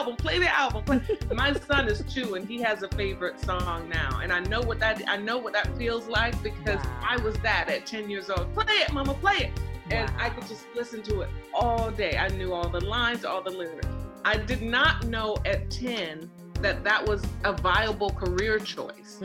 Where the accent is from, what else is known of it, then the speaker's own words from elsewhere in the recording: Jacksonville, Florida, United States; also born or lived in New York; now in New Jersey, United States; I'm from Jacksonville, Florida, born and raised